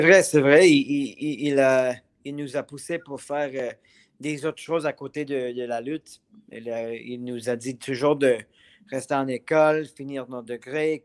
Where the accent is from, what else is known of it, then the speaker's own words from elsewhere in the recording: Montreal, Quebec, Canada; je suis un Montréalais